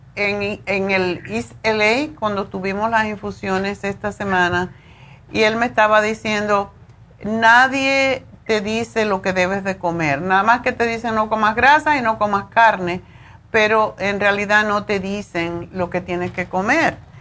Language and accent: Spanish; Cuba; moved away as an adult; en Cuba, de donde yo vengo